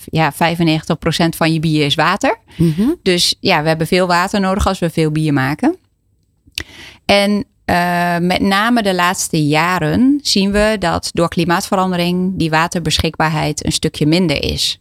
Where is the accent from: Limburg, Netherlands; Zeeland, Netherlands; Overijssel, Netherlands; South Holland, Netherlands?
Overijssel, Netherlands; Enschede; ik ben al geboren en getogen in Enschede